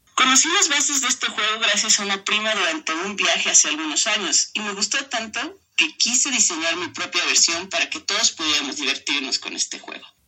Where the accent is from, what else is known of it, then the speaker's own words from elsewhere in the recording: San Cristóbal de las Casas, Chiapas, Mexico; also born or lived in Tuxtla Gutiérrez; yo nací en Tuxtla Gutiérrez y crecí en San Cristóbal de las Casas Chiapas